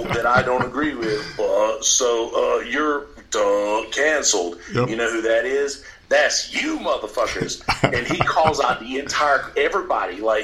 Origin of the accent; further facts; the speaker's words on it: Alabama, United States; I'm from Alabama